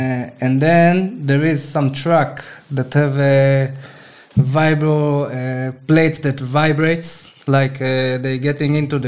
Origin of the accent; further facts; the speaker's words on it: Israel; I'm also from Israel, from a kibbutz, it's called. It's a special lifestyle, special life form that there is in Israel.